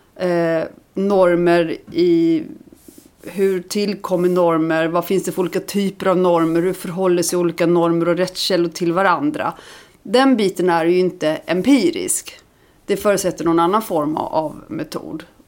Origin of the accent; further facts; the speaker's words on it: Lund, Skåne, Sweden; also born or lived in Iceland; sen jag flyttade hit som barn